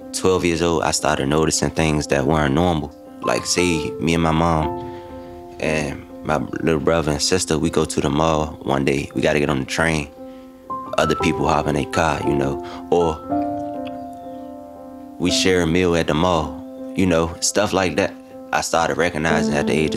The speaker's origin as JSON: {"language": "English", "town": "Washington", "region": "District of Columbia", "country": "United States", "tie": "born or raised there", "said": "I'm from Washington, D.C., but I'm from a neighborhood Kenilworth Park's"}